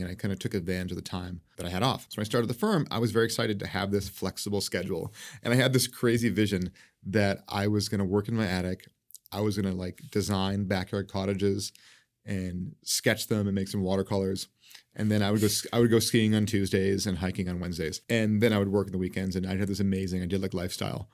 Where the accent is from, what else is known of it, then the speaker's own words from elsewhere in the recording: New England, United States; also born or lived in New York City; now in Seattle, United States; I grew up in New England in this little town